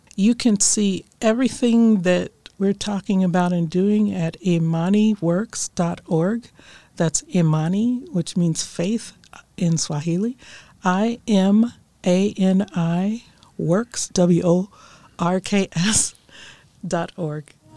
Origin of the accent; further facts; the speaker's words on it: Akron, Ohio, United States; now in Orange, United States; I grew up in Akron, Ohio